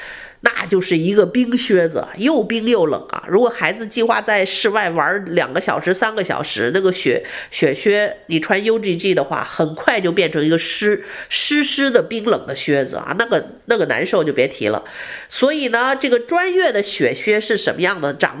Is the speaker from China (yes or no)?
yes; northern China, China; 我小时候是北方长大的人，经常北京也下雪啊，那个东北也下雪，我对雪是非常熟悉。